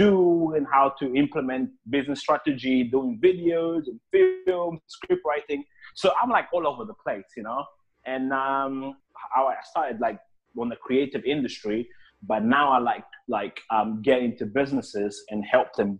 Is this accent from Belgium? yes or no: no; Angola; moved away as an adult; now in London, United Kingdom; I was actually born in Angola, that's in Africa, and I left the country when I was 18 years old, and I came here to the UK